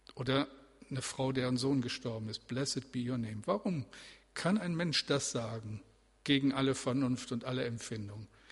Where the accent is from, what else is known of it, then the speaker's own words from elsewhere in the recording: Bremen, Germany; Also wir leben hier, aber äh, wir sind Bremer